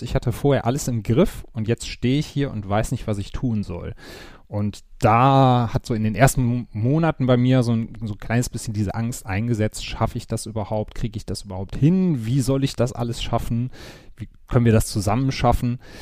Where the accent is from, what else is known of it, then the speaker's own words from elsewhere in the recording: Wuppertal, North Rhine-Westphalia, Germany; moved away as an adult; now in Cologne, Germany; Komme gebürtig aus Wuppertal, wohne jetzt seit äh, knapp